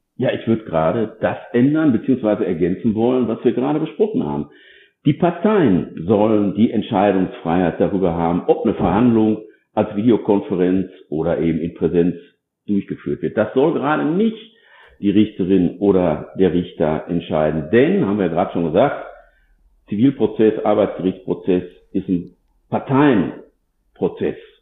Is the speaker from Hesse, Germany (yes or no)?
no; North Rhine-Westphalia, Germany; ich selbst bin ja äh, aus Nordrhein-Westfalen und da auch ansässig